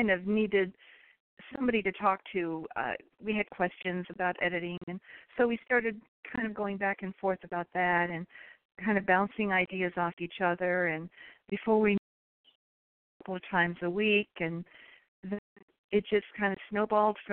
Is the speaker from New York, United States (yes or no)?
yes; New York, United States; moved away as an adult; also born or lived in Alaska; now in Texas, United States; I was raised in New York, but I married an Air Force man, and we moved around a lot.